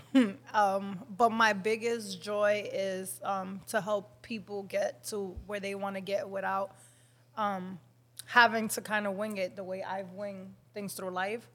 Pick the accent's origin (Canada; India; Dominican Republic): Dominican Republic; accent: Dominican; I'm very Dominican. I know you guys can hear my accent